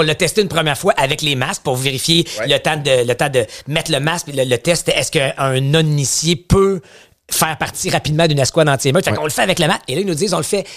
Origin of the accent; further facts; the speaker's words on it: Outaouais, Quebec, Canada; j'ai grandi en Outaouais